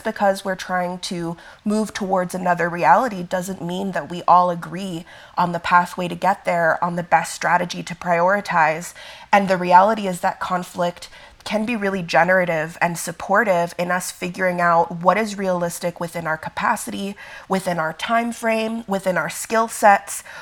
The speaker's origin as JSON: {"language": "English", "town": "Miami", "region": "Florida", "country": "United States", "tie": "born or raised there", "also_born_or_lived": "Italy", "moved": "yes", "lives_now": "Denver, United States", "said": "I go by they, them pronouns. I am a light skinned black Italian. I was born in Italy but raised in Miami, so I definitely still identify with the South, but I currently live in Denver, Colorado, on Ute, Arapaho, and Cheyenne lands."}